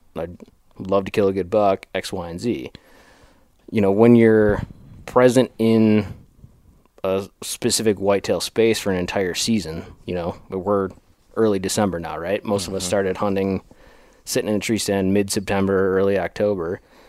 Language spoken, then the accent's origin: English; Wisconsin, United States; you know, I'm a Wisconsin guy. I grew up in the Midwest and cut my teeth on whitetails.